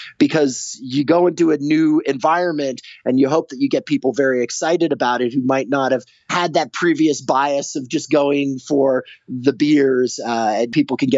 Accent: Los Angeles, California, United States; I grew up in Los Angeles

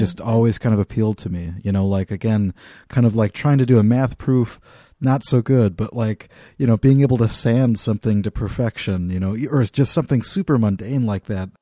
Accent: Midwest, United States; also born or lived in Laramie, Wyoming; growing up in the Midwest

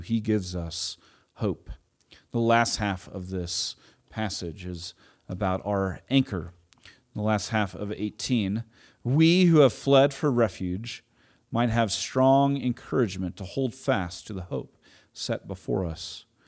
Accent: Edmond, Oklahoma, United States; also born or lived in Tulsa, Oklahoma; We moved from Edmond, Oklahoma, Oklahoma City area to Tulsa.

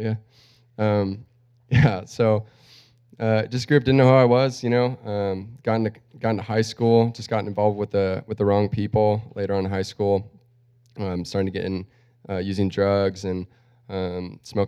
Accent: Cortland, United States; also born or lived in Australia; I grew up here, actually, down the street, right there up that street, Cortland, right behind whatever it used to be, Scolari's

